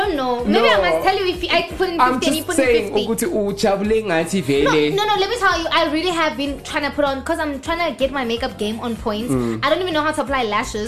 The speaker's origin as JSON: {"language": "English", "country": "South Africa", "said": "I am a South African woman"}